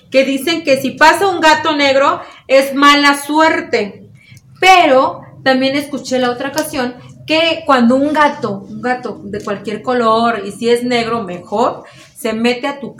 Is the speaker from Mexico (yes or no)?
yes; Mexico; qué tan extrañas y qué, tan, fuertes somos los mexicanos.